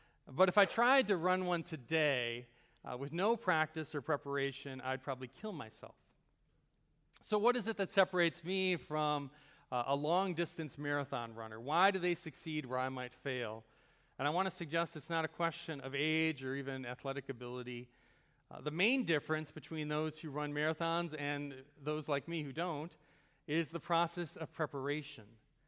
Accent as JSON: {"language": "English", "town": "Chicago", "region": "Illinois", "country": "United States", "tie": "born or raised there", "said": "I'm originally from the Chicago area. Is anyone here from that area as well? I don't know. Okay, a few of you maybe. So I grew up in kind of the world of Chicago sports."}